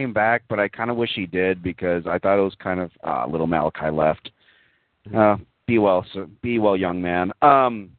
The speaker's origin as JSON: {"language": "English", "region": "Texas", "country": "United States", "tie": "born or raised there", "said": "I grew up in Texas. I like Texas"}